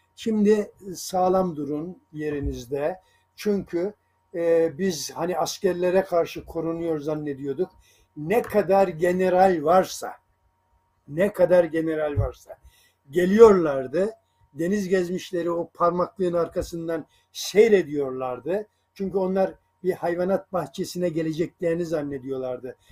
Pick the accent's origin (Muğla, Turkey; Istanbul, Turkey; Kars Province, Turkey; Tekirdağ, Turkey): Kars Province, Turkey; Sarıkamış; moved away; also born or lived in Sungurlu, Çorum, Turkey; aslında Karslıyım ben Sarıkamış'ta ama Çorum, Sungurlu civarında e, yaşadığımız bir şeydir.